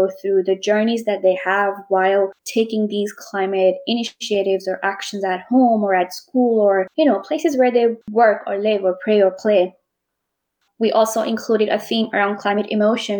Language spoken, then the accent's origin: English; Pakistan; moved away as an adult; also born or lived in Scotland; my home country, Pakistan.